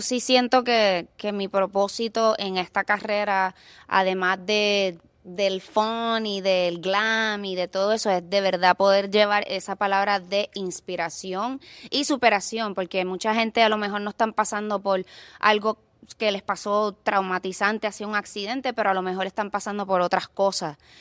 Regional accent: Puerto Rico; also born or lived in Los Angeles; now in Miami, United States; sufrí mucho en, mi pueblo

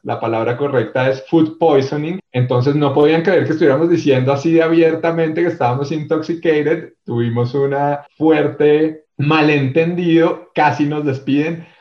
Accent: Bogotá, Colombia; accent: rolo or bogotano; also born or lived in Armenia, Quindío; mi acento rolo o bogotano desde muy pequeño en Bogotá

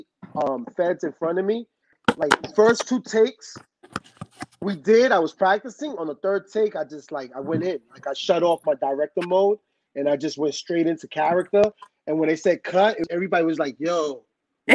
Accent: New York City, New York, United States; on my block where I grew up in the Bronx

